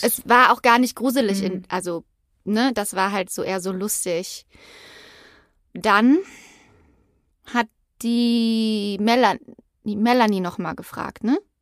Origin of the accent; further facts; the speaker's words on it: Übach-Palenberg, North Rhine-Westphalia, Germany; Wir sind in Übach-Palenberg aufgewachsen, BT-Dubs, also Übach-Palenberg in der Nähe von Aachen